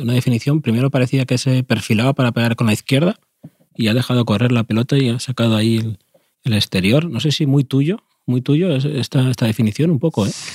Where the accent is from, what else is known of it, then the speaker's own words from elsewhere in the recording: Spain; cuando me quedaba solo en mi pueblo, eh, en el campito